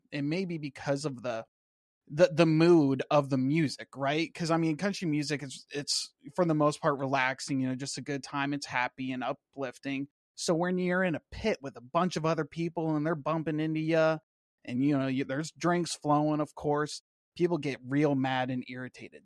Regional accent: Washington, United States; moved away as an adult; now in Florida, United States; I grew up out in Washington State, then joined the Navy, moved around a little bit. Now I'm in Florida.

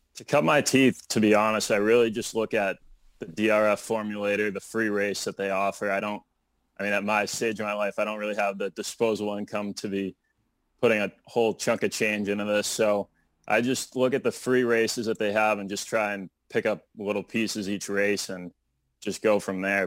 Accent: Brighton, Massachusetts, United States; I'm from Brighton, Massachusetts, and I grew up playing a lot of hockey and baseball.

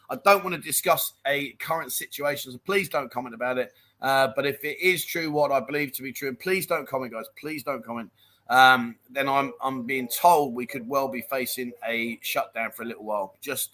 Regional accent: Dublin, Leinster, Ireland; Now, I'm 60. I grew up in Dublin and never heard of them.

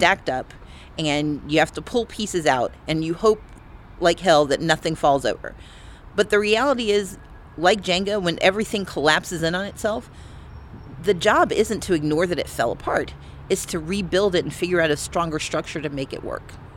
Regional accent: United States; also born or lived in Georgia; I am an American

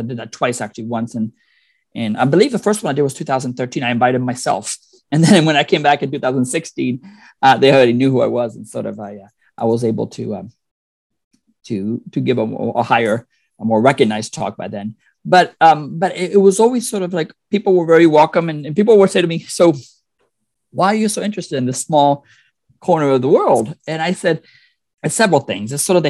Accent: Puerto Rico; moved away; I'm originally from Puerto Rico

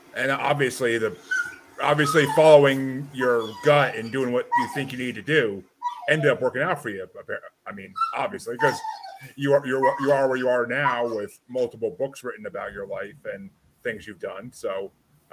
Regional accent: Kingston, New York, United States; I grew up in Kingston, New York.

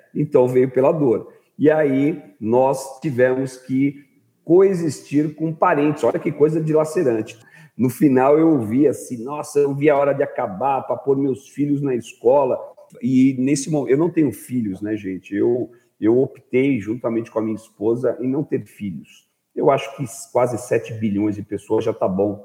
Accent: Brazil

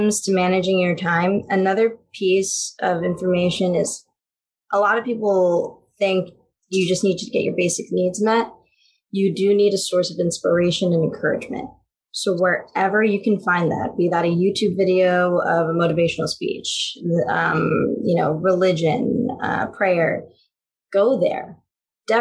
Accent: Philippines; as a Filipino

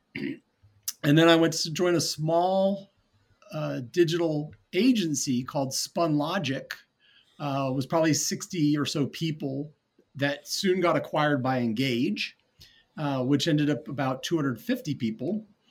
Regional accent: North Carolina, United States; moved away as an adult; also born or lived in New Orleans, Louisiana / Jackson Hole, Wyoming / Atlanta, Georgia; I grew up in North Carolina, even though I had Boston roots

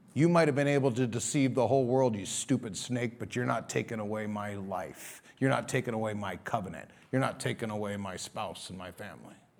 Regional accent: United States; as American Christians

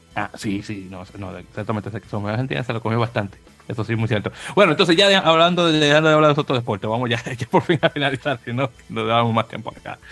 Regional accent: Dominican Republic; now in United States; soy dominicano

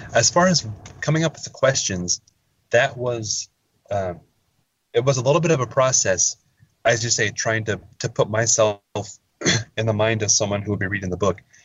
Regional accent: Verboort, Oregon, United States; originally I'm from uh, a little, tiny little town. I hesitate to even call it a town. It's more of a, a, a hamlet, a little unincorporated community called Verboort in uh, uh, a little west of Portland

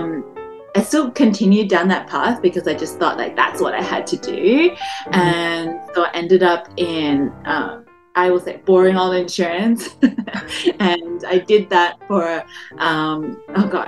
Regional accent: Melbourne, Victoria, Australia; moved away as an adult; also born or lived in Malaysia; now in Toronto, Canada; I grew up in Melbourne

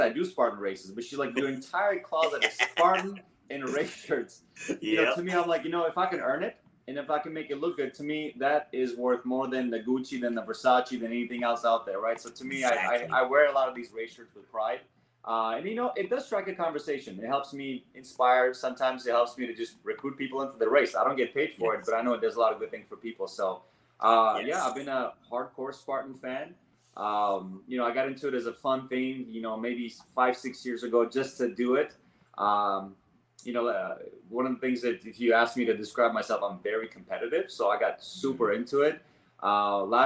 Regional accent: Armenia; also born or lived in Los Angeles, United States / Oregon, United States; now in Seattle, United States; I'm actually born and raised in Armenia.

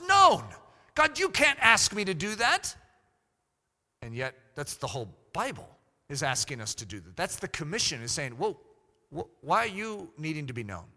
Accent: United States; I'm an American pastor

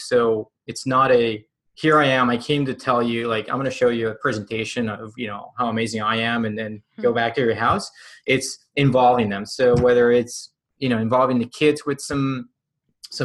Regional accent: Puerto Rico; moved away; I'm from Puerto Rico

